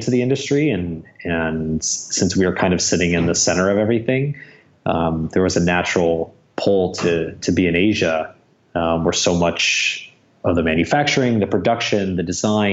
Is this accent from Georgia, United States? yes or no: no; Michigan, United States; moved away as an adult; now in Los Angeles, United States; born and raised in Michigan